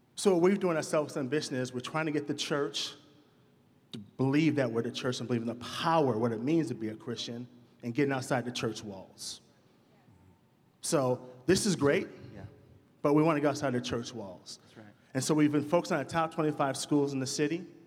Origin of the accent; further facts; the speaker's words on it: Madison, Wisconsin, United States; I'm from Madison. I grew up on the north side of town.